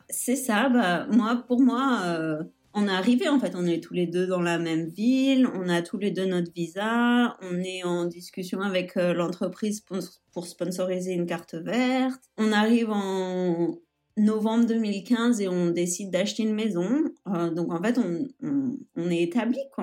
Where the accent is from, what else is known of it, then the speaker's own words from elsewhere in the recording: Nice, Provence-Alpes-Côte d'Azur, France; moved away as an adult; also born or lived in Florida, United States / Idaho, United States; now in Anchorage, United States; Je suis originaire de Nice en France et euh, j'habite aux États-Unis, ça va faire bientôt 9 ans